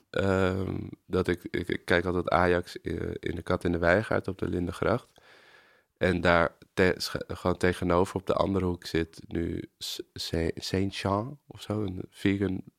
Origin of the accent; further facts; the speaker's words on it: Amsterdam, North Holland, Netherlands; ik ben geboren op de Rijstraat, dus de straat van de Hartog. En toen ben ik daar, zijn mijn ouders daarna verhuisd toen ik drie was naar een zijstraat van de Weesbezijde.